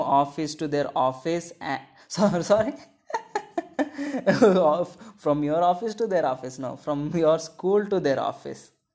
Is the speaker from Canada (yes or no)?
no; India